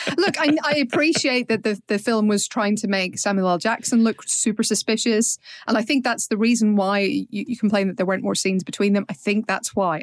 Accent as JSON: {"language": "English", "region": "Northern Ireland", "country": "United Kingdom", "said": "we're Northern Irish"}